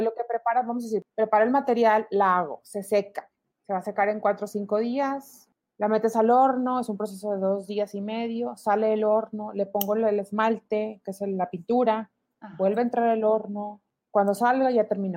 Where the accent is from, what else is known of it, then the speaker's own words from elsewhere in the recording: Monclova, Coahuila, Mexico; now in Monterrey, Mexico; mis papás son de, somos todos de Monclova